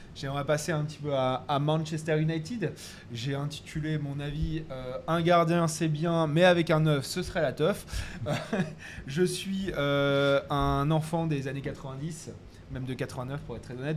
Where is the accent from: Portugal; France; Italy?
France; on est français